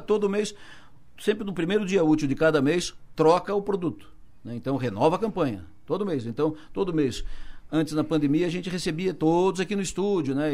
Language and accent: Portuguese; Araranguá, Santa Catarina, Brazil; Eu nasci em, em Araranguá.